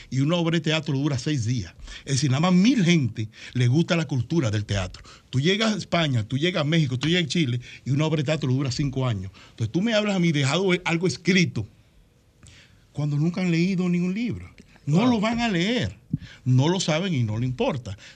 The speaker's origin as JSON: {"language": "Spanish", "country": "Dominican Republic", "said": "Este hermano mío, lo hago como dominicano."}